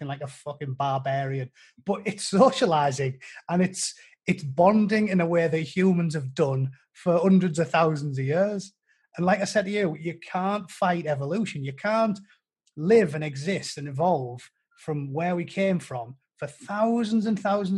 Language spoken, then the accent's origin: English; United Kingdom; I'm British